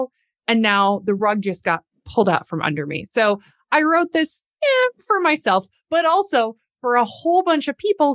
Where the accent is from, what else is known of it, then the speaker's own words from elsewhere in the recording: Lansing, Michigan, United States; moved away as an adult; also born or lived in Atlanta / New York / Cambridge / Washington, D.C.; I grew up in Lansing, Michigan. I am a seventh generation Michigander.